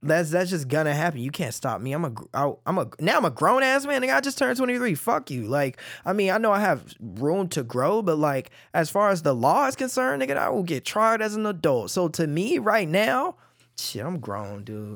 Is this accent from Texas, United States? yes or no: yes; Cedar Hill, Texas, United States; also born or lived in Oak Cliff, Dallas; I grew up in Cedar Hill